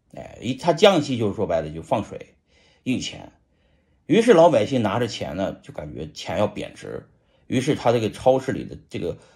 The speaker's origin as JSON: {"language": "Chinese", "region": "Shanxi", "country": "China", "said": "咱是个中国人呐，再说咱也是个山西人啊"}